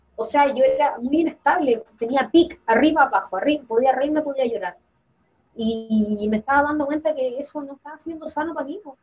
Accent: Quillota, Valparaíso, Chile; yo soy de Quillota

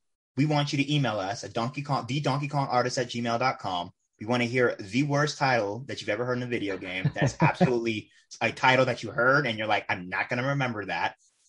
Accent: San Francisco Bay Area, California, United States; Yeah, I'm from the Bay Area.

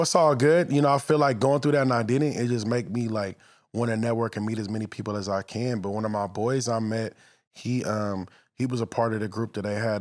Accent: Los Angeles, California, United States; I grew up in the valley

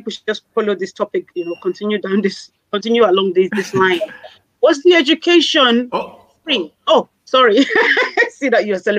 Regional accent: Nigeria; I am from Nigeria.

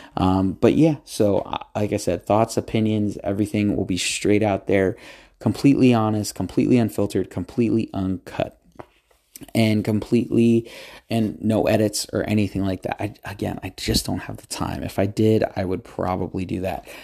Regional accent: United States; I'm from the United States

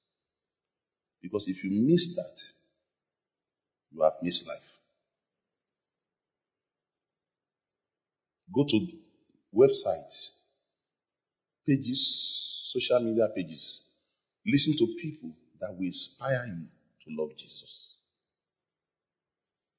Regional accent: Lagos, Nigeria; When we were growing up in Lagos

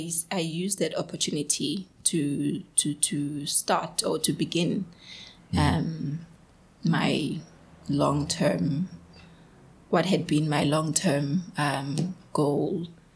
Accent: Edendale, KwaZulu-Natal, South Africa; So I grew up in the township. {S2} Right. {S3} I'm from Edendale, Esmero.

